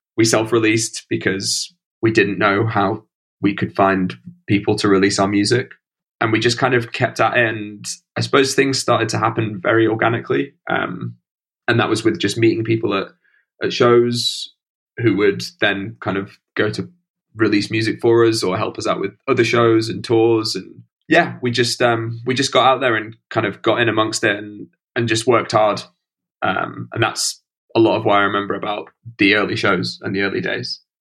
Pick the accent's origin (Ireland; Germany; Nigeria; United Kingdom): United Kingdom; Stocksbridge, Yorkshire and the Humber; moved away as an adult; also born or lived in Nottingham / London; now in Brighton, United Kingdom; I grew up in a village about 30 minutes out of the city uh, called Stocksbridge